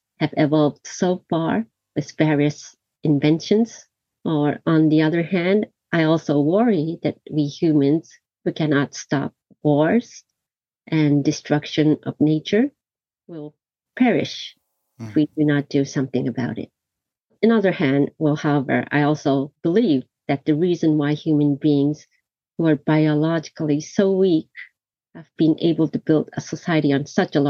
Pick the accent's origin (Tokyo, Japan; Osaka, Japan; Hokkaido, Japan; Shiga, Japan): Tokyo, Japan; also born or lived in New York, United States; I was born and raised in Tokyo